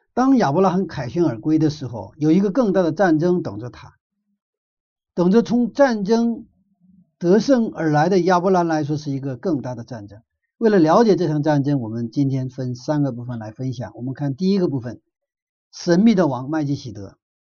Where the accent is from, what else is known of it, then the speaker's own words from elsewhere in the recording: China; 我们中国人